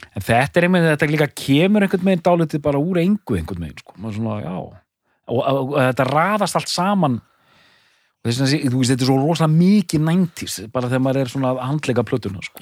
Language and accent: Icelandic; Edinburgh, Scotland, United Kingdom; Edinborg, mínum heimabæ.